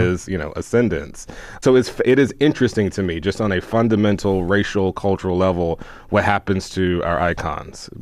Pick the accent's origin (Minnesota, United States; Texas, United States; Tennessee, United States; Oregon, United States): Texas, United States; Houston; I'm from I mean, Houston, Texas, and I remember growing up never understanding because I grew up in Houston